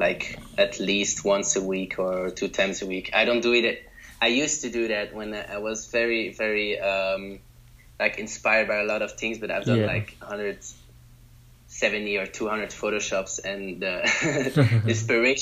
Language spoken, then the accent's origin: English; Belgium; I'm from Belgium